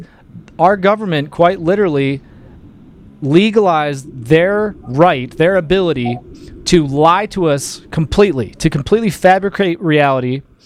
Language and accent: English; Detroit, Michigan, United States; moved away as an adult; now in Colorado, United States; I was born in Detroit. I grew up right around there